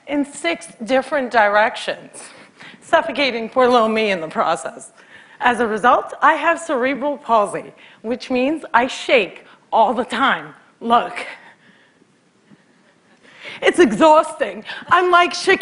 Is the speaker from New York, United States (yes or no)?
no; Cliffside Park, New Jersey, United States; Cliffside Park, New Jersey is my hometown